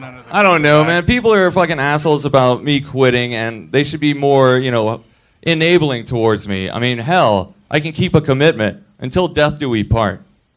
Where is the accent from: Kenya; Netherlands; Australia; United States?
United States; the South; I'm from the South.